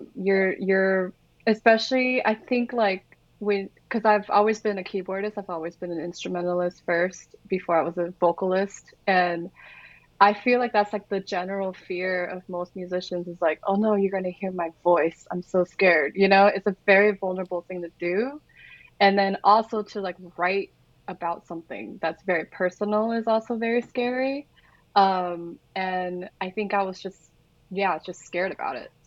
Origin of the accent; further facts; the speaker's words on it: Orange County, California, United States; I am from Orange County